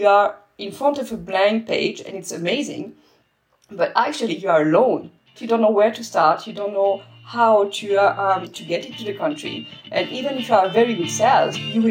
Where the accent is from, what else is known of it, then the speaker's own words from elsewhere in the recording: France; moved away as an adult; also born or lived in Spain / Netherlands; I'm French